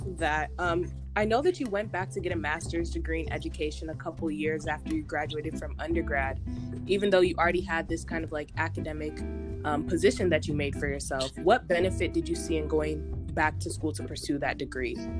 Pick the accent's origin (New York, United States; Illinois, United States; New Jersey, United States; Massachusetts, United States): Illinois, United States; Homewood; moved away; I'm originally from Homewood, Illinois